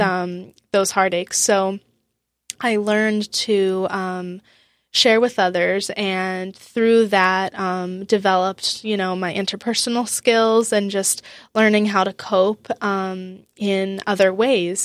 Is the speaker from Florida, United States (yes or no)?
yes; Boca Raton, Florida, United States; moved away as an adult; also born or lived in University of Wisconsin; now in Wisconsin, United States; I grew up in South Florida in Boca Raton. And I lived there until I was eighteen